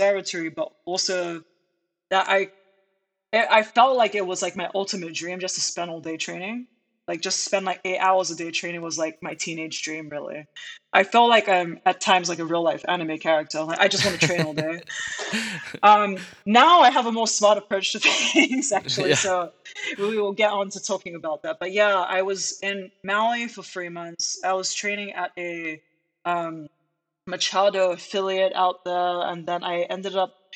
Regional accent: United Kingdom; moved away as an adult; now in United States; I grew up in the United Kingdom

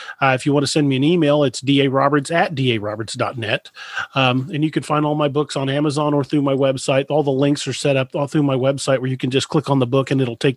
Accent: United States; I grew up there in McLean County

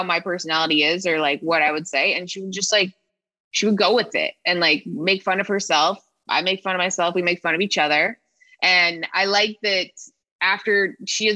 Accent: Toronto, Ontario, Canada; moved away; also born or lived in Regina, Saskatchewan; I'm from Toronto

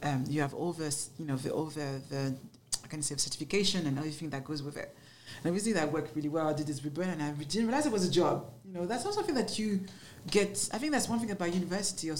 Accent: Paris, Île-de-France, France; accent: French; English is a second language; moved away as an adult; now in London, United Kingdom; I grew up in Paris, but in the ghetto of Paris.

